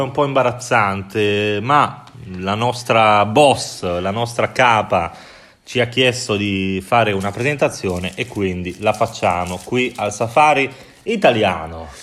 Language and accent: Italian; Bologna, Emilia-Romagna, Italy; now in Prague, Czech Republic; sono di Bologna, la città più bella d'Italia